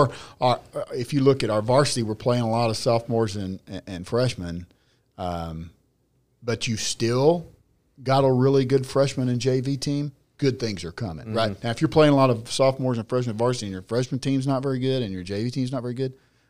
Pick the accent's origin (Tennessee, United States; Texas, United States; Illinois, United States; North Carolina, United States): Texas, United States; I'm certainly a Texan.